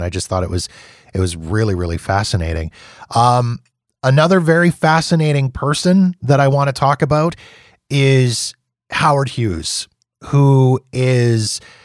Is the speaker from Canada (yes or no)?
yes; Canada; being Canadian